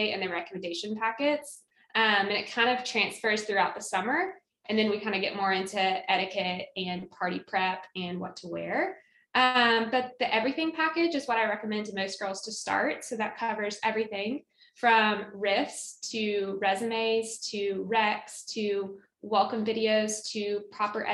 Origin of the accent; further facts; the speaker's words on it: Knoxville, Tennessee, United States; moved away as an adult; also born or lived in Auburn, Alabama; I'm from Knoxville, Tennessee, was born and raised there, and then left one college hometown for another to head to Auburn on the plains